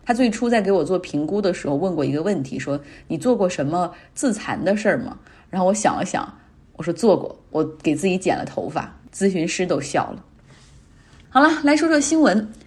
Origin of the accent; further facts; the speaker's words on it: Northeast China, China; moved away; 我们东北人